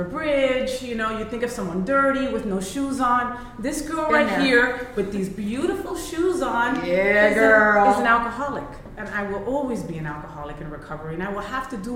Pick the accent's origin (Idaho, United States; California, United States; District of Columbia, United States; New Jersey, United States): New Jersey, United States; I was born in Jersey, which is the armpit of the United States, right? And, you know, my parents are Colombian Puerto Rican